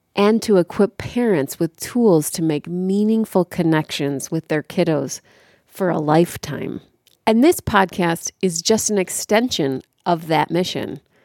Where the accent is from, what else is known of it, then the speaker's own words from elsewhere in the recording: Chicago, Illinois, United States; I was born and raised in Chicago